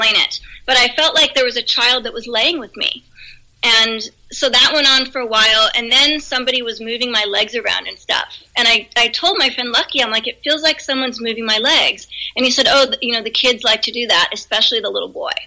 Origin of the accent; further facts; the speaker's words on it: Pennsylvania, United States; moved away; I'm originally from Pennsylvania, the East Coast